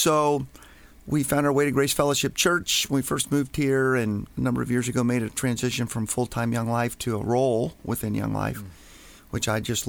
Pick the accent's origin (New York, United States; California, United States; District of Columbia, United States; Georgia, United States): District of Columbia, United States; Washington; moved away as an adult; now in Baltimore, United States; originally from Washington, D.C. We were moved here to Baltimore about 31, going on 32 years ago.